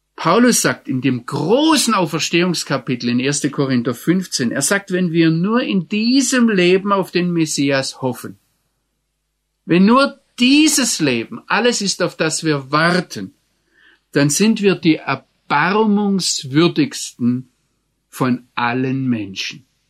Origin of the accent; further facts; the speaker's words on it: Germany; als Deutscher